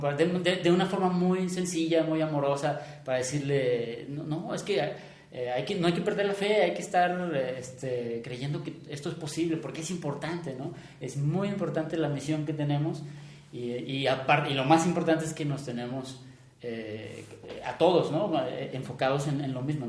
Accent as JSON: {"language": "Spanish", "country": "Mexico", "said": "nuestra propia identidad como mexicano"}